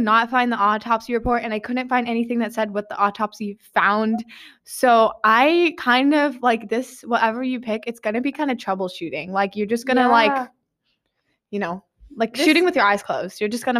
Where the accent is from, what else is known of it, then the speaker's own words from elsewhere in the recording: Kansas, United States; now in Georgia, United States; I'm from Kansas.